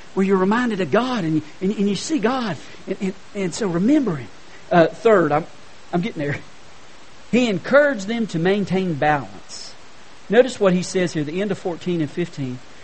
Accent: Hendersonville, North Carolina, United States; I was from Hendersonville, North Carolina.

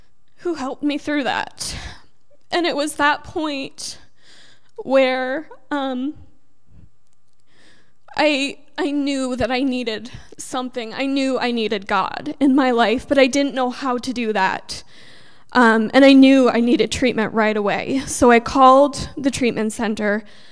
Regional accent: New York, United States; I'm originally from New York

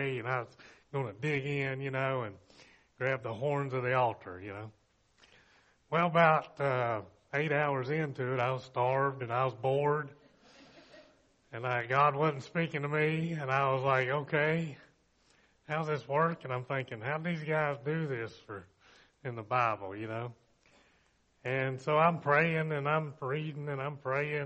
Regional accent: Bristol, Virginia, United States; I grew up in Bristol, graduated from Virginia High

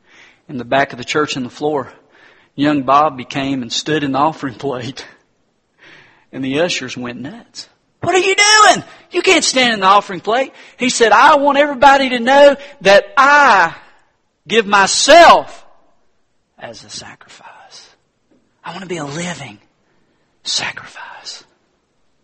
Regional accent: Hendersonville, North Carolina, United States; my hometown, Harrisonville, North Carolina

